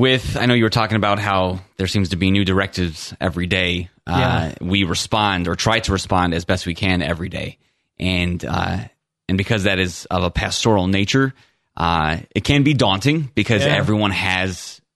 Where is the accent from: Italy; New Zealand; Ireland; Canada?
Ireland; Yes. I'm an Irish Catholic cop as a father.